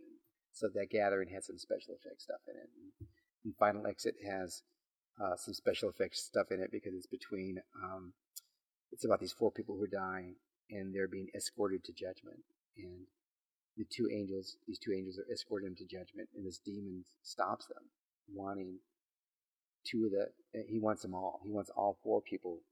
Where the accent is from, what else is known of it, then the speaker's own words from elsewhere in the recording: McAllen, Texas, United States; where I live in McAllen, Texas, I'm from a border town.